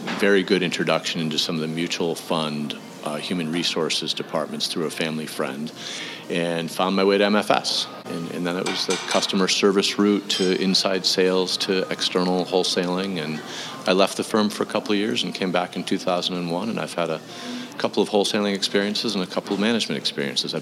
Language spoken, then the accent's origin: English; Western New York, United States; moved away as an adult; also born or lived in Wooster, Ohio / Boston; I grew up in Western New York